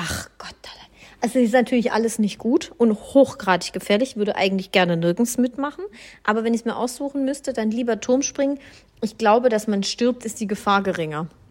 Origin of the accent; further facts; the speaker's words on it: Swabia, Baden-Württemberg, Germany; Ich komme ja aus dem Schwabenland